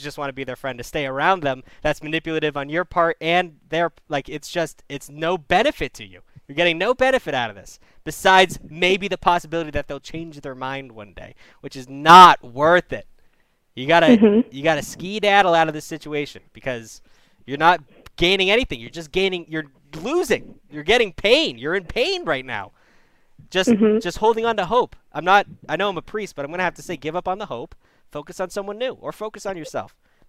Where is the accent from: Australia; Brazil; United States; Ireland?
Ireland; I would love to call, but I'm from Ireland.